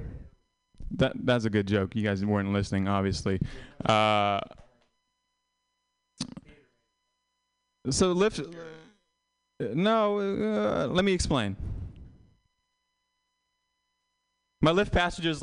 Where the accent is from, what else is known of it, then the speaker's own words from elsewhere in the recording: Vietnam; moved away; I'm Vietnamese, and I tell people I was born in Vietnam, and I haven't been back.